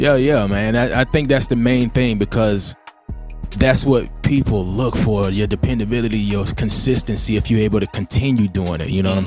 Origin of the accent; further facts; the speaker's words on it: Jacksonville, Florida, United States; I'm from Duval County